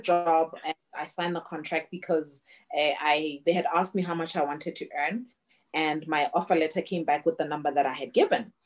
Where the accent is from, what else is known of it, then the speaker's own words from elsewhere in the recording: Botswana; moved away as an adult; also born or lived in Canada / Australia; I was born and raised in Botswana